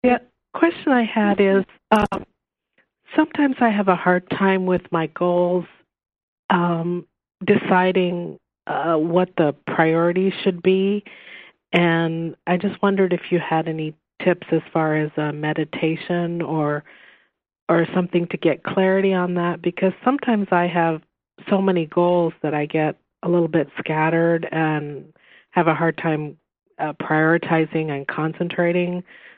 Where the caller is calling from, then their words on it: Lincoln, Nebraska, United States; I'm calling from Lincoln, Nebraska.